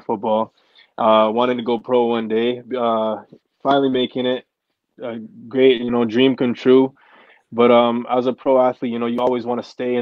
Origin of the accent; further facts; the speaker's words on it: Ottawa, Ontario, Canada; From Ottawa, born and raised, South End.